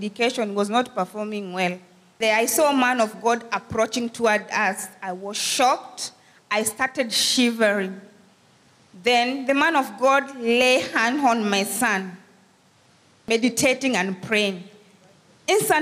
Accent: Kenya; We are from Kenya.

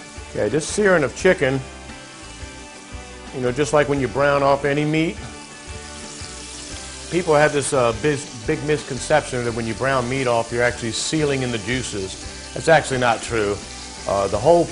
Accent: Virginia, United States; it's from the South like me. I'm from Virginia

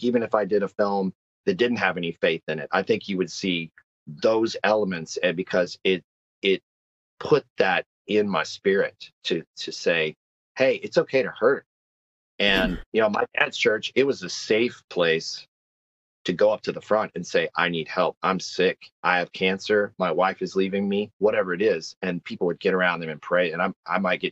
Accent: Texas, United States; now in Nashville, United States; I'm born in the South, born, raised in the South. I'm a Texan.

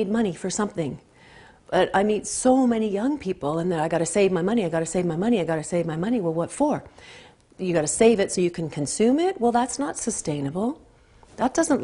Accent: Canada; I'm a Canadian

